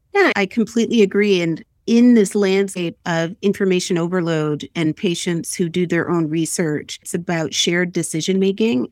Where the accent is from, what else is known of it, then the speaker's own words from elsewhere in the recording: Nova Scotia, Canada; I'm originally from Nova Scotia